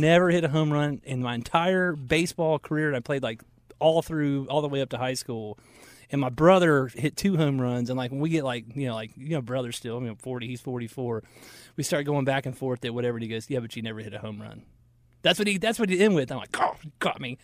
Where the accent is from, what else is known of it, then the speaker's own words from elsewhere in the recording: Marietta, Georgia, United States; We grew up in Marietta, Georgia